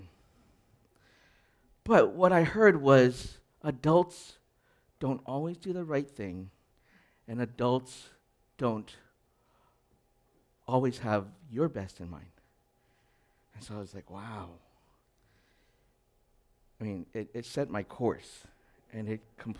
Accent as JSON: {"language": "English", "town": "Edmonton", "region": "Alberta", "country": "Canada", "tie": "born or raised there", "said": "I grew up in Edmonton"}